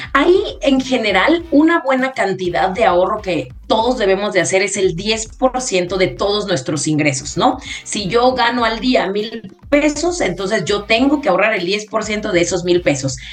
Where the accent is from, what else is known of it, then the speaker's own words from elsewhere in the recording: Mexico; nosotros utilizamos herramientas que como mexicanos tenemos